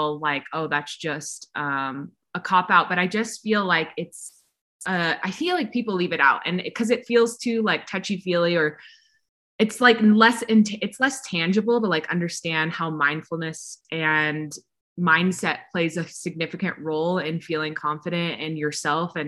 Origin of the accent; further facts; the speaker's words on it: Texas, United States; moved away as an adult; also born or lived in California; I grew up in Texas